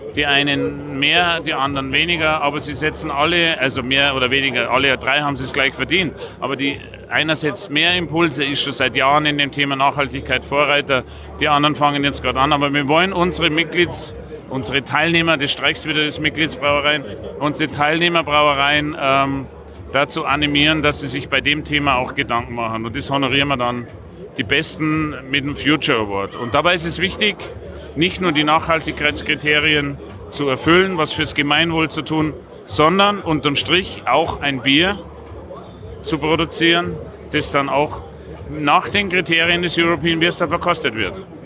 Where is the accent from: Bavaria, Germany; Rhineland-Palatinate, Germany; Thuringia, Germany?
Bavaria, Germany; Passau; ich komme aus Passau